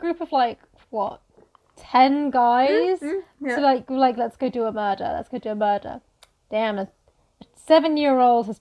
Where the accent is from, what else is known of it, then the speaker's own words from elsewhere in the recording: United Kingdom; I'm British